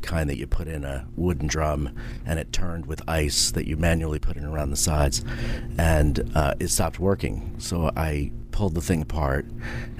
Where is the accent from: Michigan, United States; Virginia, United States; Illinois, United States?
Virginia, United States; McLean; McLean, Virginia